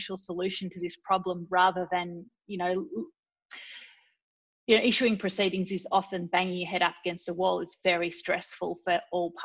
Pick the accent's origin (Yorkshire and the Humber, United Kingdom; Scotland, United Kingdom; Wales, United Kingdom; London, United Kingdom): Scotland, United Kingdom; My background is I was born in Scotland